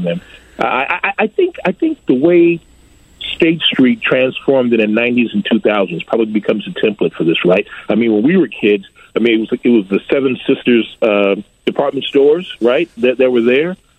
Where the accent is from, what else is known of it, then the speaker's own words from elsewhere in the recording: Chicago, Illinois, United States; as a Chicagoan